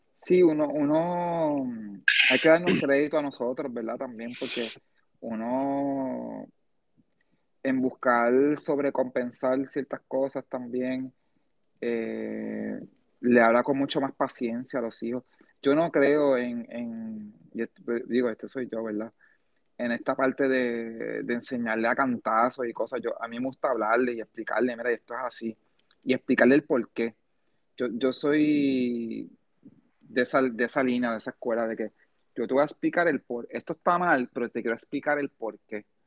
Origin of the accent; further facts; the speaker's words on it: United States; now in Puerto Rico; yo me crié, gran parte de mi niñez fue en Estados Unidos también